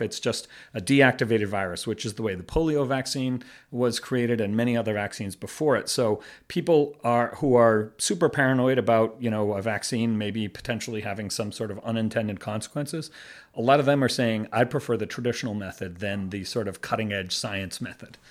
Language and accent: English; Boston, Massachusetts, United States; moved away as an adult; now in Beijing, China; I'm from the Boston area